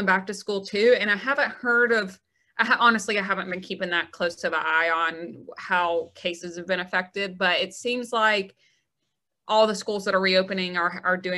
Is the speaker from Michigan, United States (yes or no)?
no; Gardendale, Alabama, United States; I'm from the Birmingham area. So I grew up in Gardendale, just north of town